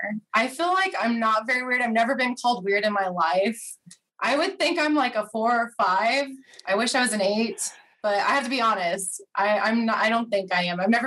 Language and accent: English; Oklahoma, United States; also born or lived in Missouri; I'm from Oklahoma. I went to school in Missouri, graduated sports management degree. I now work for Special Olympics Oklahoma, and I love it. So this is kind of where I reside in Oklahoma.